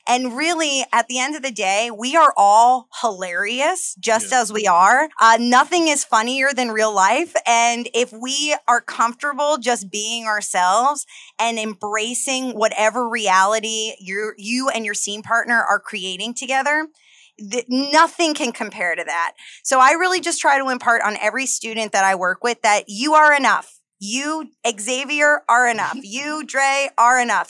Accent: New Jersey, United States; also born or lived in Los Angeles; now in New York, United States; I'm from New Jersey originally

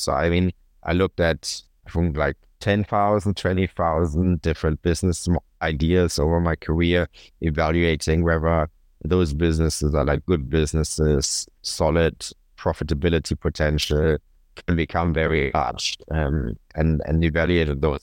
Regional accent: Cologne, North Rhine-Westphalia, Germany; my hometown Cologne

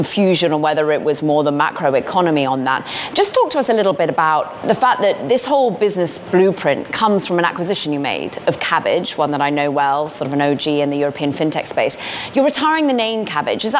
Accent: United Kingdom; I'm British

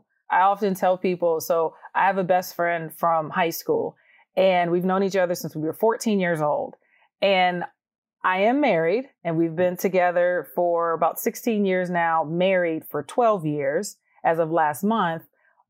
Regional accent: Georgia, United States; oh my goodness, you're from Georgia. I'm from Georgia too.

